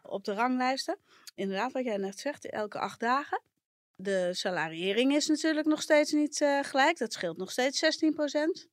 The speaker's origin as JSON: {"language": "Dutch", "area": "a village in Brabant", "region": "North Brabant", "country": "Netherlands", "moved": "yes", "lives_now": "Amsterdam, Netherlands", "said": "in het dorp, eh, het Brabantse dorp waar ik vandaan kom"}